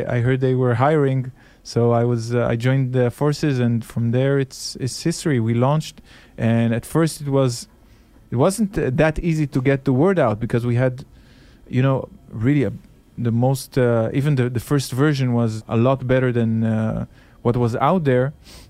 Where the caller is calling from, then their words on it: Tel Aviv, Tel Aviv District, Israel; I'm calling from Israel, Tel Aviv.